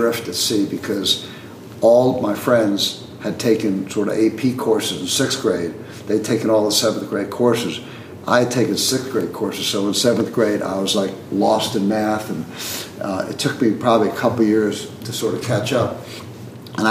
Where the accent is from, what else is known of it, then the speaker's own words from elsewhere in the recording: Queens / Long Island, New York, United States; in fourth grade, I moved from Queens, maybe 5 miles to Long Island, just right across the border